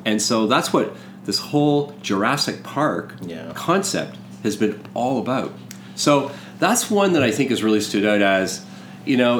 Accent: Lakefield, Ontario, Canada; I grew up in Lakefield, you know, near Peterborough.

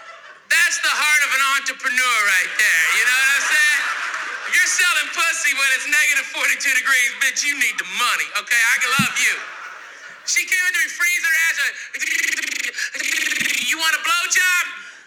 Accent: the South, United States; I'm from the South.

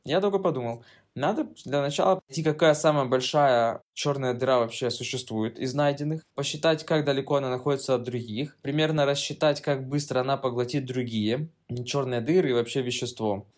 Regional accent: Kryvyi Rih, Dnipropetrovsk Oblast, Ukraine; moved away; дома в Кривом Роге, я из Кривого Рога

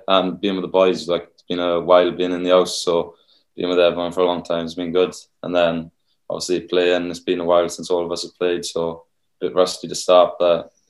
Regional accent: Rhondda, Wales, United Kingdom; Yeah, so I'm from the Rhondda, same rugby club as Thomas Williams, Chucky.

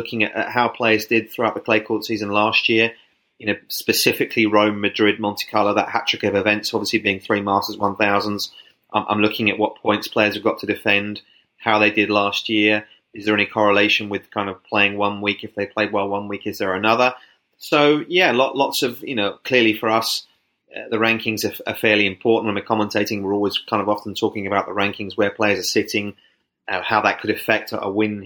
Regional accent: United Kingdom; moved away; I kind of played tennis sort of 7, 8, 9, short tennis back in the UK.

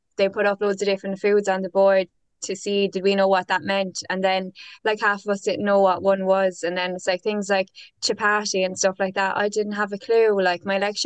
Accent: Ireland; moved away as an adult; now in United Kingdom; from moving to the UK, because I was quite sheltered in Ireland, because it was just like I just knew my own culture really.

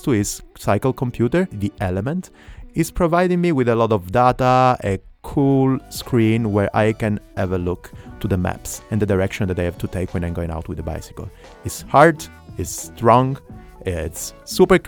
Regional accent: Italy; accent: Italian; English is a second language; now in Berlin, Germany; I'm 35 years old, and I'm Italian. You can understand it from my accent. I live in Berlin

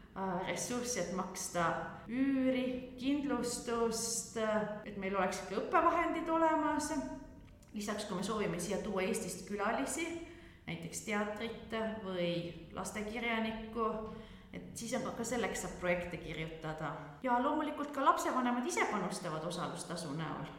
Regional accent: Veelikse, near Mõisaküla, Viljandi County, Estonia; moved away as an adult; also born or lived in Tartu; now in Belgium; kasvasin üles Mõisaküla lähedal Veeliksel vanaema ja vanaisa juures talus

